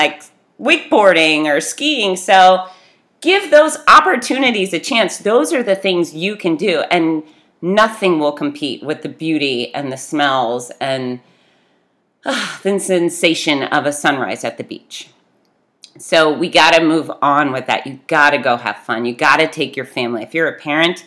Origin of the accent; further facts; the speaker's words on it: Fort Lauderdale, Florida, United States; I grew up in Fort Lauderdale